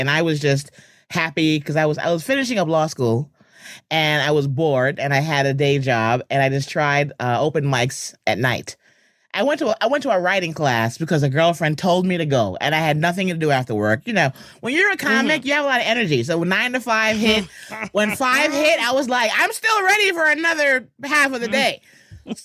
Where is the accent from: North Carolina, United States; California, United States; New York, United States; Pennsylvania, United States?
New York, United States; Bronx; also born or lived in Los Angeles; Everyone here is from Jamaica, and I was born and raised in the Bronx. I live in the Bronx. I moved back out of LA after being there 20 years, so I'm back home